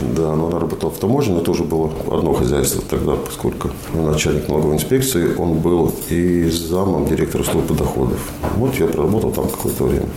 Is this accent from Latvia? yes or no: yes; Talsi, Talsi Municipality, Latvia; also born or lived in Roja / Liepāja / Ventspils / Kuldīga; Если говорить про Латвию, это Роя, мое детство, потом Таусы, как бы самое большое время, вот юношеское время все